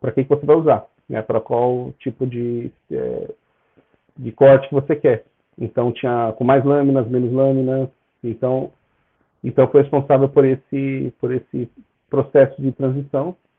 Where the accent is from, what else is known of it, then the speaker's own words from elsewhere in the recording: São Bernardo do Campo, São Paulo, Brazil; moved away as an adult; also born or lived in Catalão, Goiás / England; now in United Kingdom; eu sou natural de São Bernardo do Campo, onde eu morei bastante tempo, 22 anos. Depois eu mudei, né, do nada, mudei para Catalão, Goiás